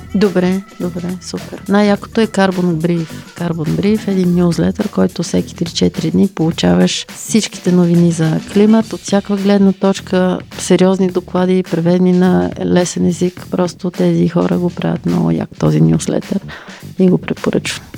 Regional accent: Bulgaria; Ние като българи

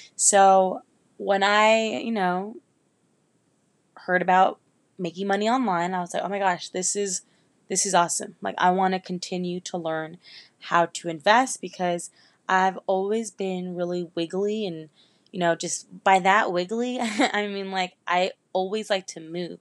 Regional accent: Northern Virginia, United States; moved away as an adult; also born or lived in Miami, Florida; now in Orlando, United States; I'm originally from Northern Virginia, Nova, right outside of D C, like fifteen, twenty minutes away. And I lived there my whole life

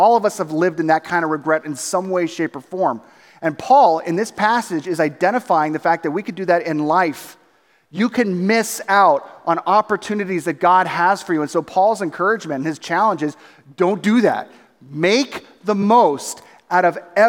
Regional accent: Southern California, United States; we grew up doing in Southern California was going to Disneyland

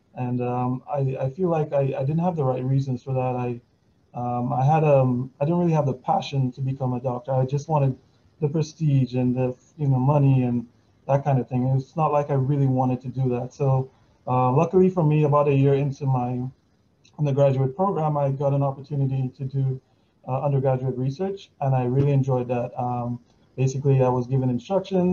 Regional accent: Dominica; moved away as an adult; I'm originally from Casa Comfort. I lived there until I was 21

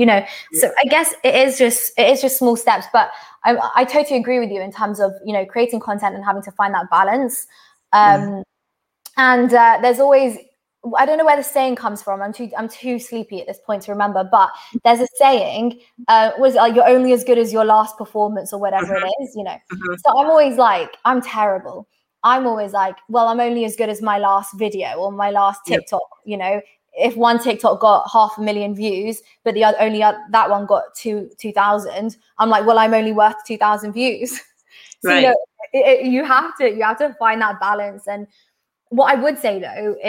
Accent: London, United Kingdom; I'm from London

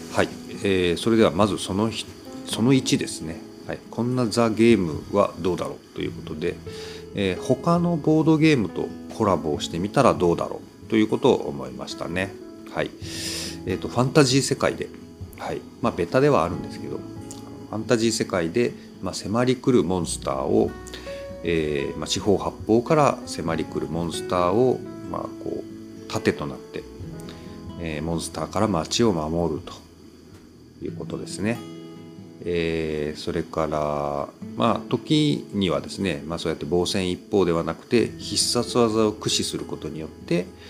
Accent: Kyushu, Japan; accent: Kyushu dialect; 同じ九州

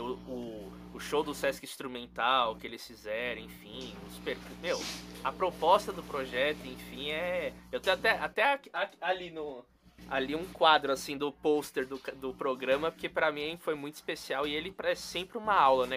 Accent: São Paulo, Brazil; queria ser de Salvador, mas não sou. Nasci aqui em São Paulo

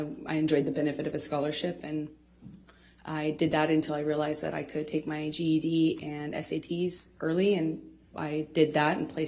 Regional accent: Manor, Texas, United States; I come from Austin, Texas, a small town outside of Austin that you probably haven't heard of. No one has. It's called Manor

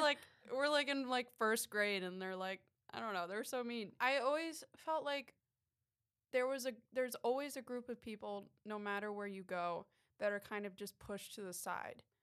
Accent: Ohio, United States; also born or lived in New York City / Chicago; now in Florida, United States; I'm from New York originally, the city, and Um, but I grew up in Ohio

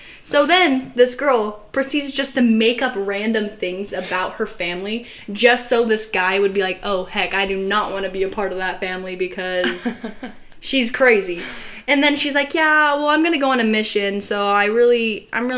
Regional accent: Arizona, United States; in Arizona, in our school, it was like, as soon as you turned 16

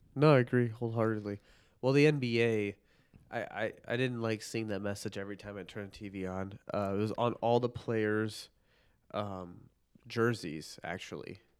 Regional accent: northern Illinois suburbs, United States; also born or lived in Park Ridge, Illinois / Chicago; I was born in Park Ridge, Illinois

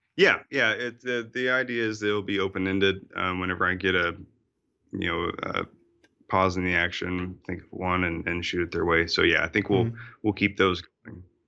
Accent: Fayetteville, Arkansas, United States; moved away; also born or lived in Austria; I grew up in uh, Fayetteville, Arkansas

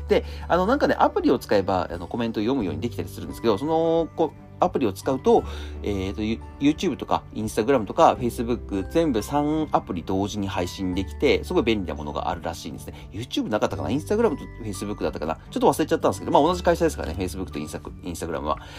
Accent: Akita, Japan; moved away; 地元の秋田に帰って

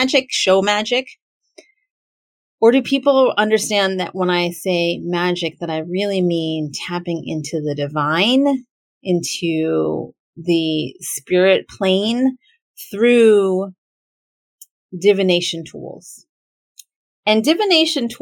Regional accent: United States; I am as a Filipina American who is an American born person, born to immigrant parents

